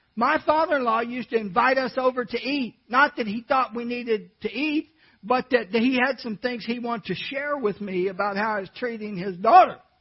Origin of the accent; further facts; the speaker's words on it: California, United States; I was born in California